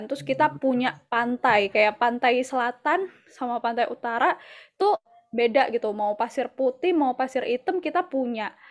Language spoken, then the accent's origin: Indonesian; Banyuwangi, East Java, Indonesia; aku sendiri sebagai orang Banyuwangi kayak aku masih belum banyak eksplor loh tentang Banyuwangi gitu